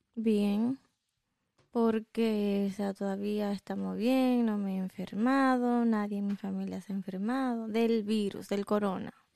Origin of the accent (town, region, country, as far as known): Dominican Republic